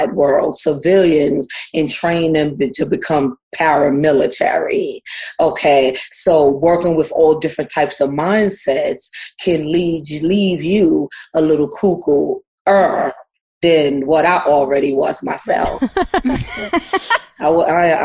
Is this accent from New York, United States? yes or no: yes; New York City, New York, United States; I was born and raised in New York City